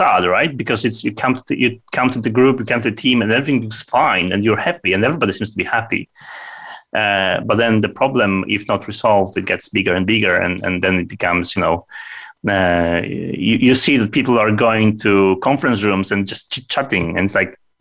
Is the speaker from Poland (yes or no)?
yes; Poland; it's typical for Poles that when we meet people in the morning